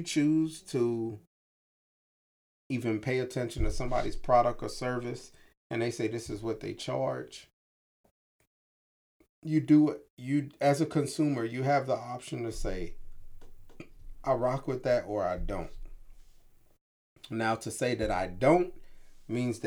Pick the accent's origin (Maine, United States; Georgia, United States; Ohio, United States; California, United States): Georgia, United States; Hinesville; moved away; where I'm from, Southeast Georgia, Hinesville